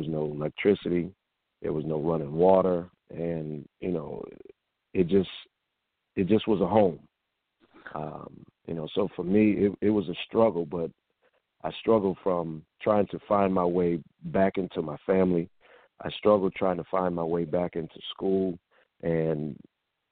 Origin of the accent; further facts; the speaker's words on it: Springfield, Massachusetts, United States; moved away as an adult; now in Atlanta, United States; I hail from Springfield, Massachusetts, which is the birthplace of the famed game basketball